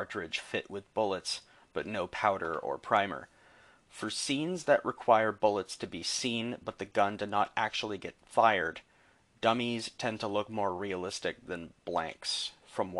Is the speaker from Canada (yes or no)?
yes; Canada; being Canadian